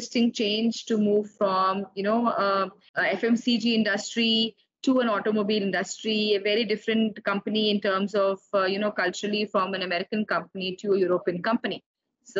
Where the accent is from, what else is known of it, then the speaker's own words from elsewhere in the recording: Delhi, India; I am a true Delhiite, born and brought up in Delhi.